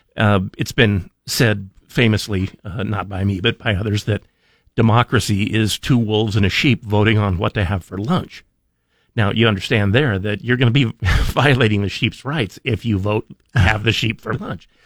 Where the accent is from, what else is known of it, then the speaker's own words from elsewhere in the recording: Idaho, United States; I've lived in Idaho for, well, by and next week it'll be 57 years